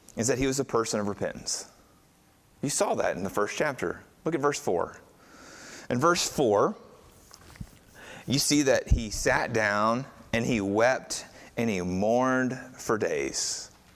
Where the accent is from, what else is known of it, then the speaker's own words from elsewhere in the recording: United States; most of us in here are white American Christians